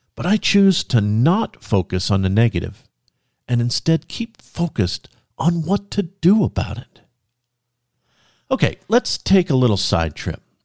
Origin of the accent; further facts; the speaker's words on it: Central California, United States; moved away as an adult; also born or lived in Oregon; now in North Idaho, United States; My wife and I were both born and raised in Central California